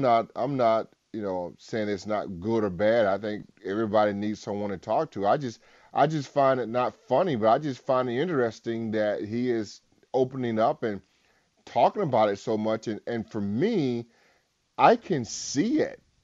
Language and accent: English; Albany, Georgia, United States; moved away; my hometown, Albany, Georgia